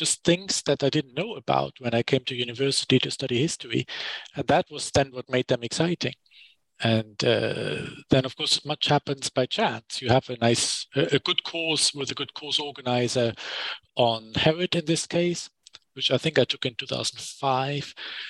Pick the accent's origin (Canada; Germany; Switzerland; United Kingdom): Germany; Düsseldorf, North Rhine-Westphalia; accent: German; English is a second language; I grew up in Germany, as you can hear from the accent. I was born in Düsseldorf in the West.